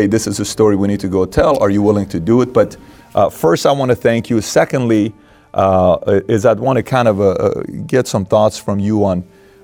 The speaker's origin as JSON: {"language": "English", "country": "Iran", "tie": "born or raised there", "moved": "yes", "said": "I'm from Iran, so I was born in Iran. I saw the war"}